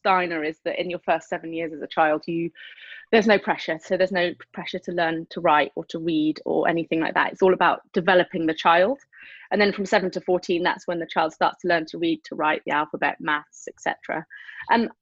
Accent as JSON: {"language": "English", "area": "the Cotswolds", "region": "South West England", "country": "United Kingdom", "tie": "born or raised there", "said": "I was raised in the Cotswolds"}